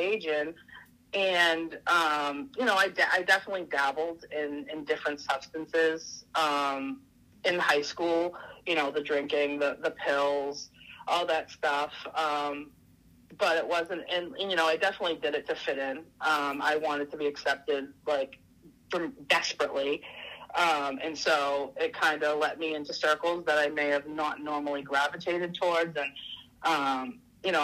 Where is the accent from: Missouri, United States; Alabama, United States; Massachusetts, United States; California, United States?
Massachusetts, United States; Saugus; I grew up in Saugus